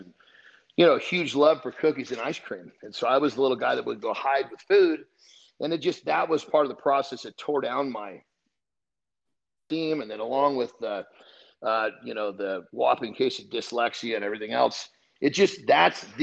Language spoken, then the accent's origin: English; Oregon, United States; moved away as an adult; now in California, United States; originally I was from California, but my mom remarried. And at that point, we moved up to Oregon. And so that's where I did most of my schooling all the way through college